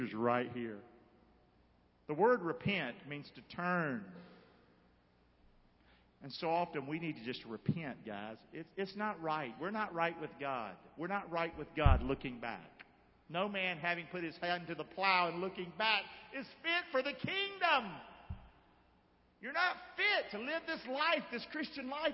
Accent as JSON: {"language": "English", "town": "Rockingham", "region": "North Carolina", "country": "United States", "tie": "born or raised there", "said": "I see myself growing up in Rockingham."}